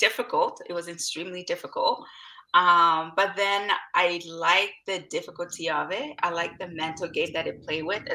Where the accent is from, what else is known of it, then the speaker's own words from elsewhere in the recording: DR Congo; now in Vancouver, Canada; I was born in Democratic Republic of Congo, which is like in the Central Africa region, and then I'm currently residing on unceded territories of the Musqueam, Tsleil-Waututh, Squamish Nation, which is presently known as Vancouver.